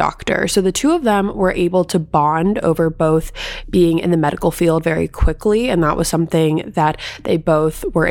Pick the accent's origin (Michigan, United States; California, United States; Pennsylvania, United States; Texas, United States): California, United States; San Diego; I'm from San Diego